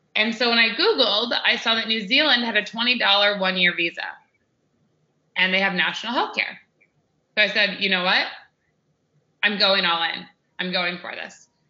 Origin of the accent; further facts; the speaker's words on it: United States; I'm American